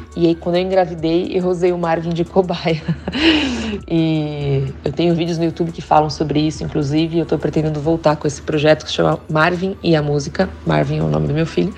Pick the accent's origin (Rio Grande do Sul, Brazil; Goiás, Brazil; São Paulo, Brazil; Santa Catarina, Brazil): São Paulo, Brazil; Santos; also born or lived in Spain; now in São Paulo, Brazil; eu venho de Santos, que é um baita celeiro de músicos